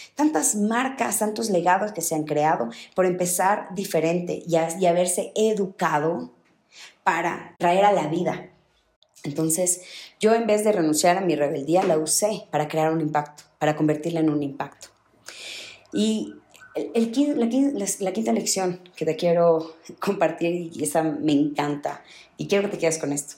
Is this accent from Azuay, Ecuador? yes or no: no; Riobamba, Chimborazo, Ecuador; yo nací en Ruebamba, una ciudad muy chiquita en Ecuador